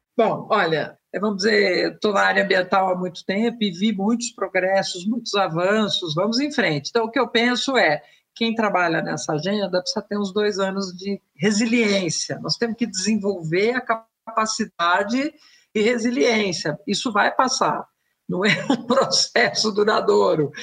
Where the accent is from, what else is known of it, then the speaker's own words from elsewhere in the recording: Brazil; also born or lived in São Paulo; Somos brasileiros e vivemos num município.